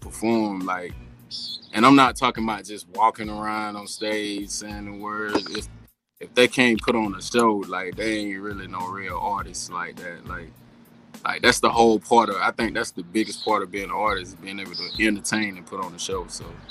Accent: around Savannah, Georgia, United States; moved away as an adult; now in Texas, United States; I'm actually uh, from around uh, uh, Savannah, Georgia. It's called it's called Riceville, Georgia

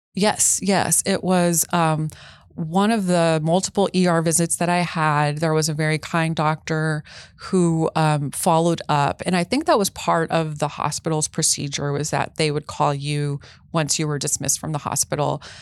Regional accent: Texas, United States; I'm from Texas

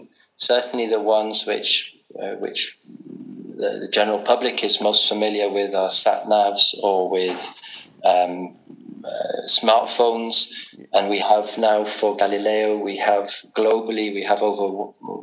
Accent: England, United Kingdom; also born or lived in Edinburgh, Scotland; now in Prague, Czech Republic; Brought up in England

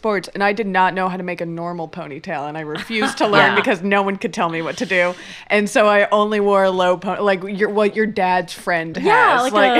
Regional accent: Florida, United States; because I grew up in Florida

